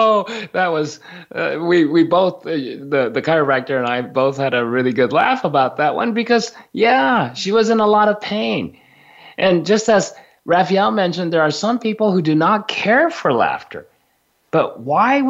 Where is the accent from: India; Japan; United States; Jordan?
Japan; growing up in Japan